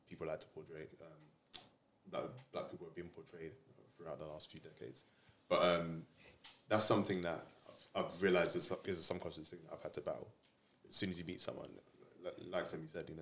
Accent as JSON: {"language": "English", "region": "London", "country": "United Kingdom", "tie": "born or raised there", "said": "I always felt like I grew up in East London"}